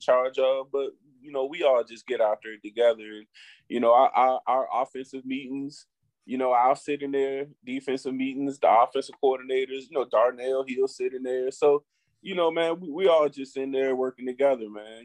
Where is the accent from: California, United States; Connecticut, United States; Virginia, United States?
Virginia, United States; Highland Springs; growing up in Highland Springs